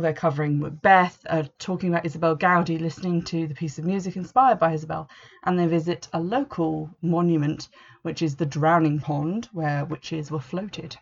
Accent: England, United Kingdom; I'm English

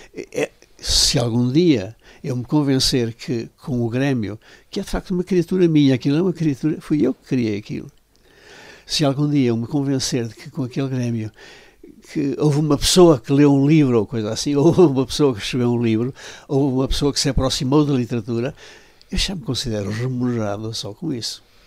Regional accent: Macedo de Cavaleiros, Norte, Portugal; moved away as an adult; also born or lived in Coimbra; now in Vila Real, Portugal; sou um homem realmente lá da montanha, lá de, de Macedo Cavaleiros, que é a minha terra

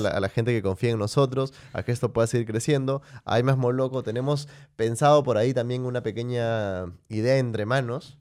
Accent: Peru; como peruano

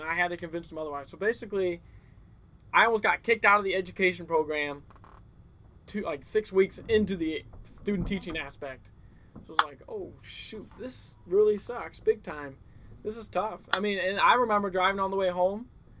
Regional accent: Winfield, United States; moved away as an adult; I loved Winfield. I'm from Winfield

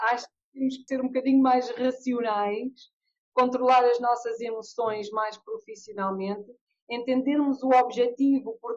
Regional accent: England, United Kingdom; now in Portugal; eu quando digo, olha, eu venho da Inglaterra, eu ouço muitas pessoas dizerem, ah, os ingleses, os ingleses são muito frios

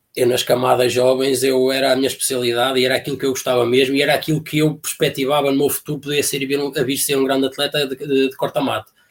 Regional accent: Alpendurada, Porto District, Portugal; fui para outro clube que havia lá na terra, porque havia lá um senhor também fazia questão que o clube fosse o clube independente de atletismo de Alpendurada

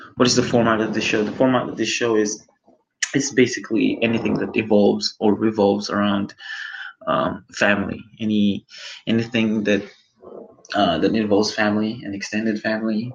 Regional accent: Philippines; I am Filipino

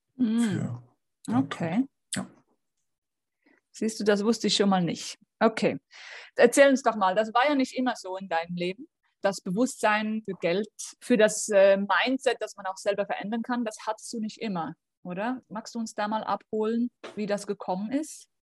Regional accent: Switzerland; ich komme aus der Schweiz

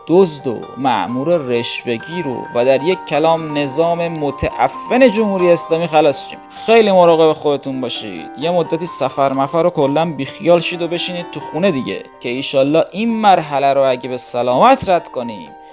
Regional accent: Iran; moved away; منی که ایران نیستم هم حداقل از شهر خودم و همشهریام که فوت میشن اطلاع دارم

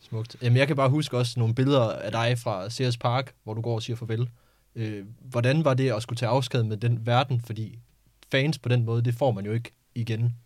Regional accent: Skive, Central Denmark Region, Denmark; kommer jeg selv fra Skive

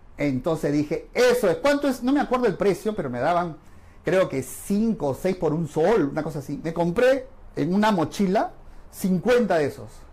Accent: Lima, Peru; los que somos de acá de Perú, Lima

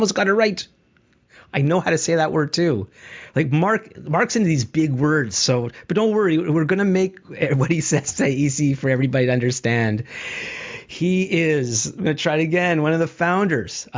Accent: Canada; as a Canadian

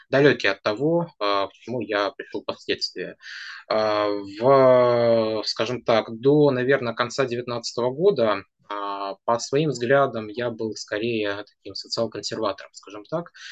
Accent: Nizhnevartovsk, Khanty-Mansi Autonomous Okrug, Russia; moved away as an adult; now in Saint Petersburg, Russia; И так вышло, что когда в 2018 году я приехал из Нижневартовска в Санкт-Петербург

